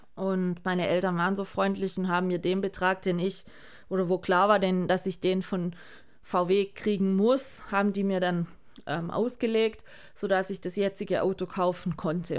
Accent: Baden-Württemberg, Germany; Bei uns in Baden-Württemberg

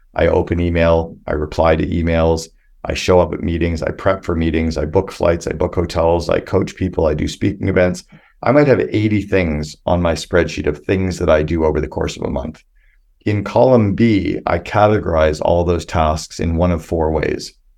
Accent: Canada; I'm this Canadian kid

